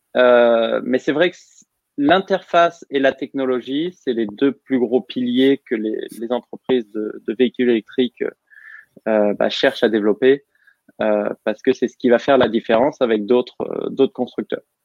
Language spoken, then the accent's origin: French; Normandy, France; moved away as an adult; also born or lived in England; now in United States; je suis normand, donc bien normand.